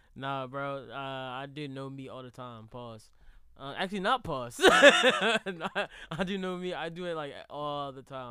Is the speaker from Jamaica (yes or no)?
yes; Jamaica; I'm really Jamaican